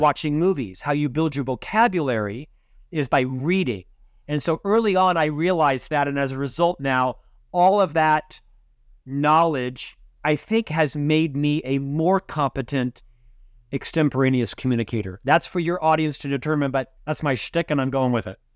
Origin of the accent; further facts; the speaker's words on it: Orlando, Florida, United States; moved away as an adult; also born or lived in Provo, Utah; now in Salt Lake City, United States; I was born and raised in Central Florida